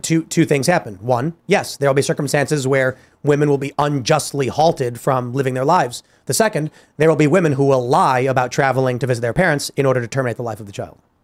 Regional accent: Chicago, Illinois, United States; moved away; I'm from Chicago.

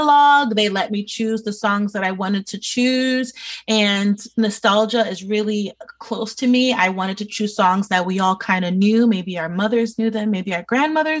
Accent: New York City, New York, United States; born and raised in New York City

